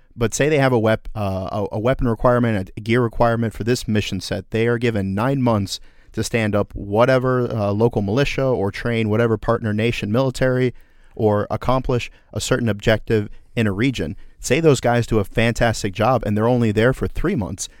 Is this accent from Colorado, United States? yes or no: no; Orlando, Florida, United States; my hometown of Orlando, Florida